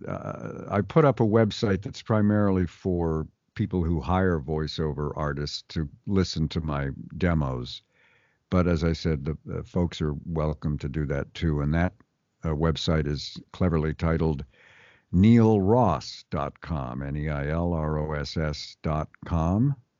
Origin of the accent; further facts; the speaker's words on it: Montreal, Quebec, Canada; we're both from Montreal, Canada.